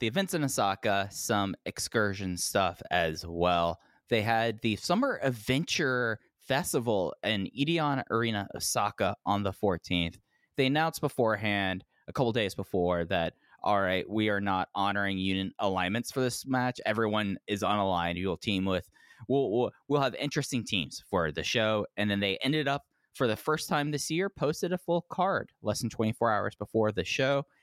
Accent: Dallas, Texas, United States; I'm from Dallas Fort Worth

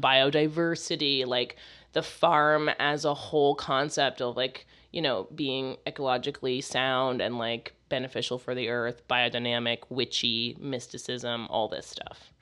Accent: United States; I'm American

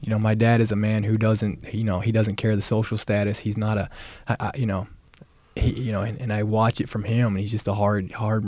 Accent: Columbia, Kentucky, United States; I grew up in Columbia, Kentucky.

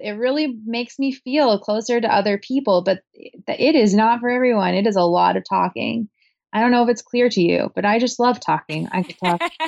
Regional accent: Portland, Oregon, United States; Portland, Oregon, where I was born and raised

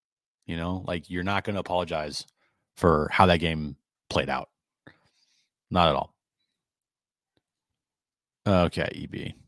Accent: Napa, California, United States; I'm from Napa. So I grew up there. I was born there.

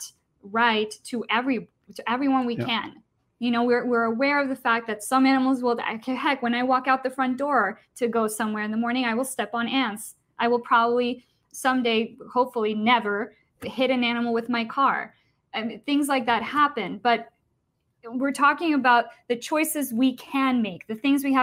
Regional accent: Costa Rica; I'm from Costa Rica

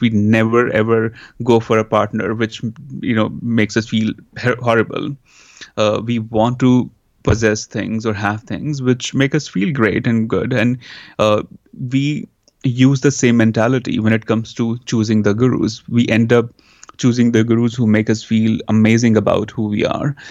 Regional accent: India; also born or lived in New York, United States; now in Los Angeles, United States; growing up in India, then coming to U S

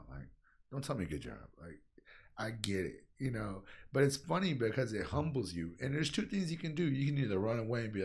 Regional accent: Texas, United States; I'm third generation Tejano. So, like, people who don't know Tejano, Tejano's Chicano, which is a Hispanic that is born and raised in Texas

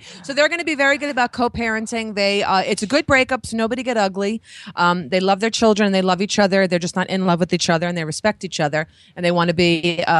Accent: New York, United States; moved away; also born or lived in Los Angeles / Pennsylvania; I'm a New Yorker and you could take me out of New York, but you can't take the New York out of me.

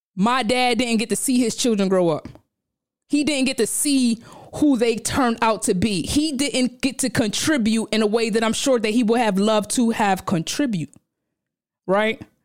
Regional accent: New York City, New York, United States; I'm from Brownsville, Brooklyn

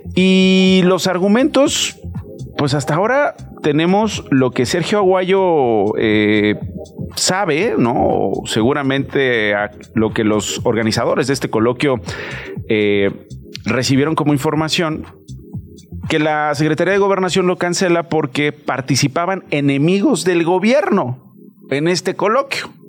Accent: Mexico; como mexicanos

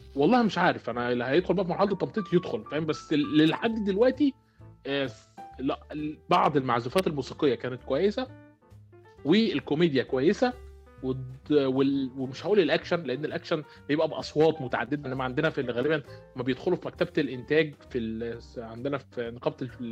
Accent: Egypt; عندنا في مصر

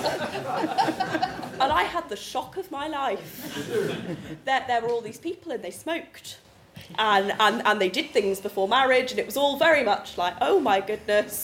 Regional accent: Swindon, South West England, United Kingdom; I grew up in Swindon

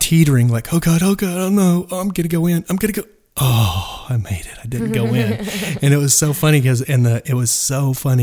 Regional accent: Dallas, Texas, United States; I'm from Dallas.

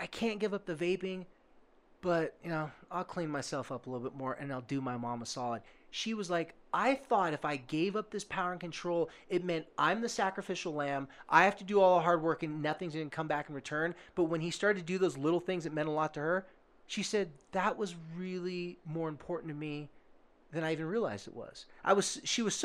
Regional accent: Oceanside, California, United States; I told them I was from Carlsbad/Oceanside, California.

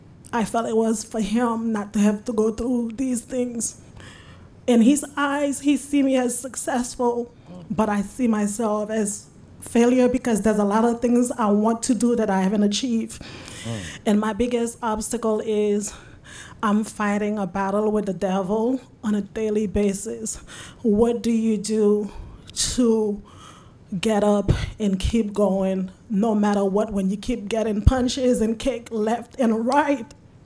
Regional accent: Turks & Caicos Islands; also born or lived in Haiti / Florida; I was born in Haiti, but I grew up in Turks and Caicos in Florida.

